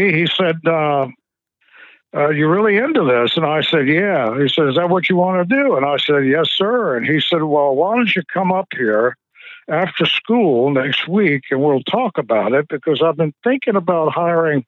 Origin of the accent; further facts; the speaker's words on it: Emporia, Virginia, United States; also born or lived in Richmond, Virginia; I grew up in Emporia, Virginia.